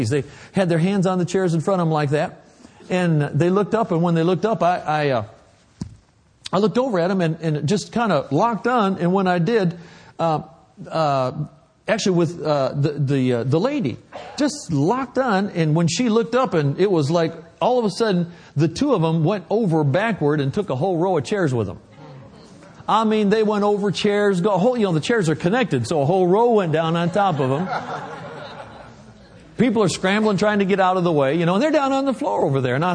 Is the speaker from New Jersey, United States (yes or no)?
no; Michigan, United States; accent: Michigan; now in Oklahoma, United States; I'm from Oklahoma now. We didn't, I lost my Michigan accent.